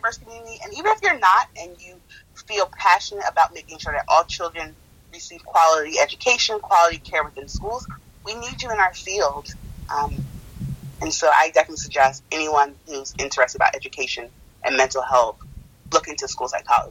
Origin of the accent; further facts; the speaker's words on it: United States; born there; I'm still acculturating, even though I was born in the United States.